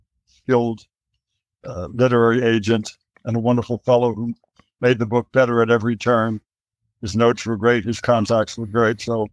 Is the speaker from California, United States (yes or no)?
yes; Los Angeles, California, United States; We moved from Van Nuys to Sherman Oaks.